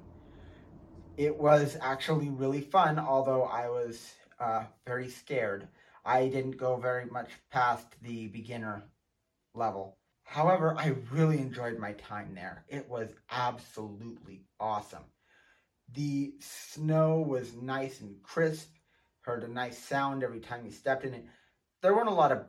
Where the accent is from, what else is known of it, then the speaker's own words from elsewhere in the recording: Montana, United States; here in my home state of Montana